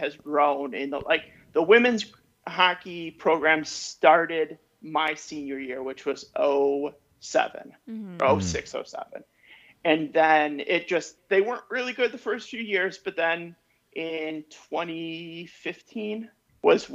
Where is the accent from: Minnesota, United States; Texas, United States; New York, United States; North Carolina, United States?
New York, United States; Buffalo; moved away as an adult; also born or lived in Potsdam, New York; now in DeKalb, United States; I grew up in Buffalo, or outside of Buffalo